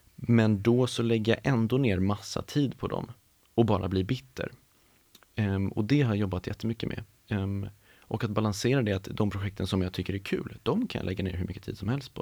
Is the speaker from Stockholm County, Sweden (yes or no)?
yes; Stockholm, Stockholm County, Sweden; uppvuxen i Stockholm, jag är uppvuxen på, på Gärdet